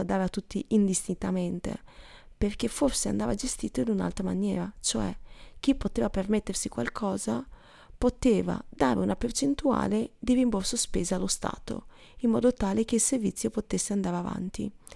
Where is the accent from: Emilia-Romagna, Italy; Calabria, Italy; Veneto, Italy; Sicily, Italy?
Veneto, Italy; Stanghella; moved away as an adult; noi a Stanghella abbiamo una bellissima chiesa